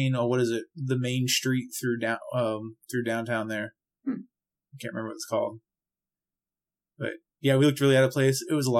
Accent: Florida, United States; I'm from Florida. Ice is not a thing that grows around here.

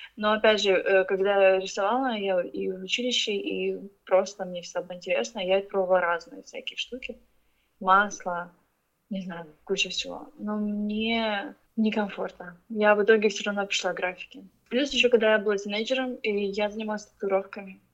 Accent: Ukraine; also born or lived in Russia; now in Beijing, China; я с Украины, но я родилась в России, выросла в Украине, и я живу сейчас в Пекине уже 11 лет

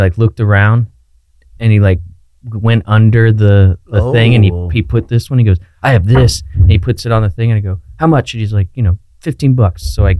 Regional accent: Florida, United States; I'm obviously from Florida

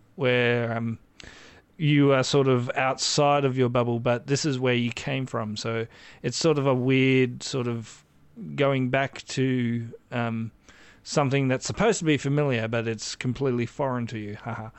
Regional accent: Australia; I am Australian

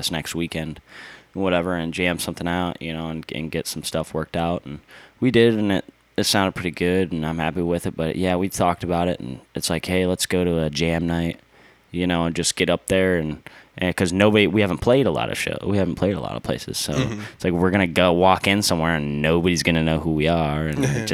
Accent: Eastern Iowa, United States; my hometown in Eastern Iowa

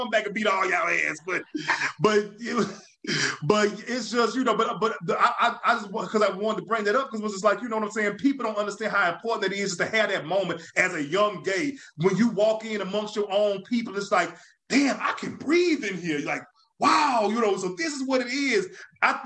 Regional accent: Baton Rouge, Louisiana, United States; my hometown of Baton Rouge

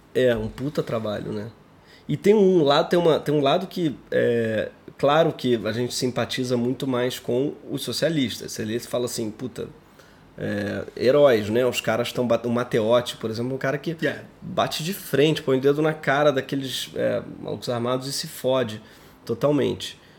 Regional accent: Brazil

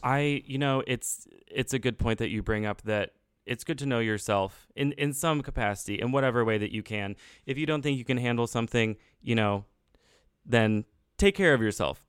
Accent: Texas, United States; as a Texan, as a young person

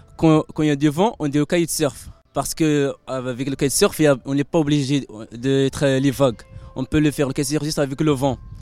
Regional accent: Morocco; je suis marocain

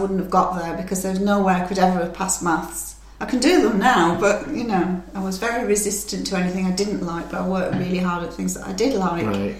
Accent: England, United Kingdom; the hospitality and friendship that I encountered in Germany as an English girl was unbelievable.

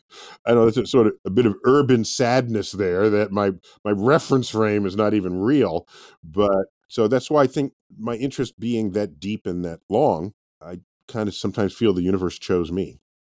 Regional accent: New York City, New York, United States; I'm born and raised in New York City, in the Bronx

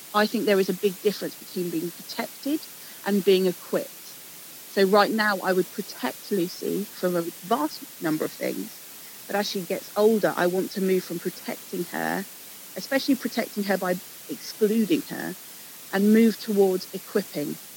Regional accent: England, United Kingdom; Growing up in England

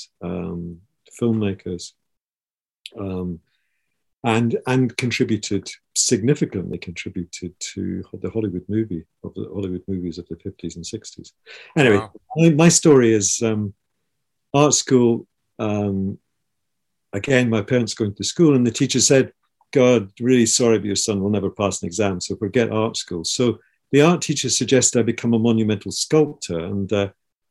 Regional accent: Edinburgh, Scotland, United Kingdom; I grew up in Scotland, in Edinburgh, in Scotland

